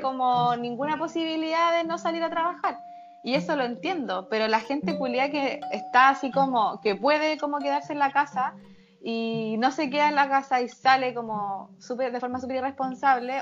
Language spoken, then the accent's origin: Spanish; Algarrobo, Valparaíso, Chile; now in Viña del Mar, Chile; mi pueblo, en Algarrobo